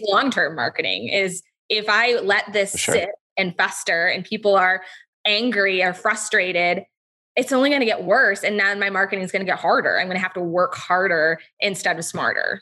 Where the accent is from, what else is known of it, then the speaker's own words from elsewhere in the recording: Charlevoix, Michigan, United States; I grew up in Charlevoix, Michigan